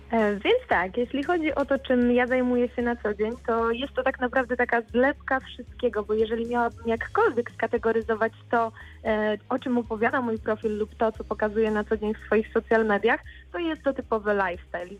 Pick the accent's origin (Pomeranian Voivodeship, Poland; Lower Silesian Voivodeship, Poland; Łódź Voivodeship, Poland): Lower Silesian Voivodeship, Poland; Bolesławiec; moved away as an adult; also born or lived in Wrocław; Przeprowadziłam się wtedy z rodzinnego miasta, z Bolesławca do Wrocławia